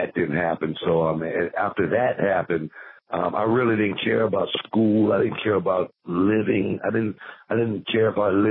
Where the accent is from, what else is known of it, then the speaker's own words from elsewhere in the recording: Houston, Texas, United States; growing up in South Park